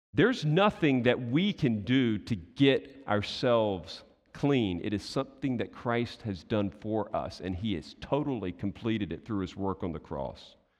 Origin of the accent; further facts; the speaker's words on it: United States; I'm American too